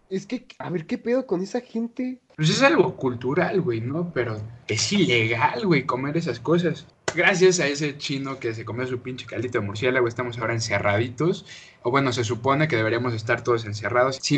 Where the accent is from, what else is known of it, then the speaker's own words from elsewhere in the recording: Mexico; estoy de acuerdo que somos mexicanos, somos los güeyes que comen tacos de intestino.